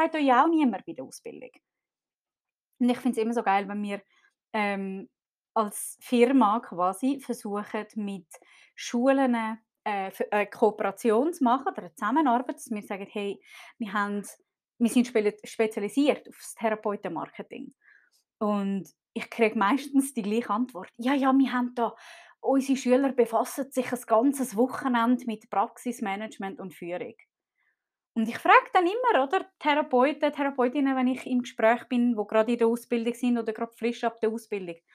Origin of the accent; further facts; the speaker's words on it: Zurich, Switzerland; Ich bin zum Beispiel äh, in Zürich aufgewachsen, in einem sehr wohlhabenden Kreis. Wir haben gut Geld gehabt.